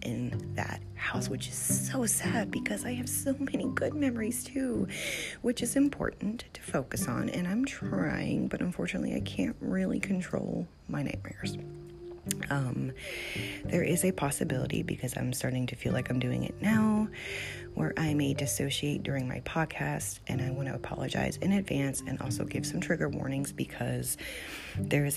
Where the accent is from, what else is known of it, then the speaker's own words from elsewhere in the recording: Gloucester, Virginia, United States; also born or lived in New Mexico / Connecticut; I grew up in Gloucester